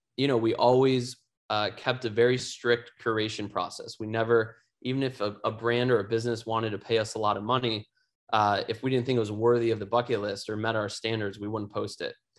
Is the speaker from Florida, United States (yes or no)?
no; Chicago, Illinois, United States; my hometown of Chicago